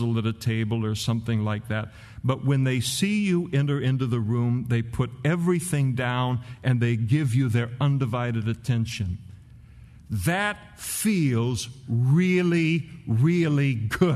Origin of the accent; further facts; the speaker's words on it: California, United States; As a California boy